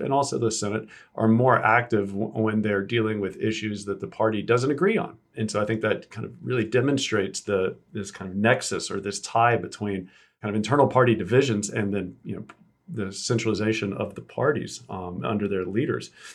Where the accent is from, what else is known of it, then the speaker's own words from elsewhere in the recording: South Georgia, United States; I'm from South Georgia, so we pronounce, like, everything wrong, apparently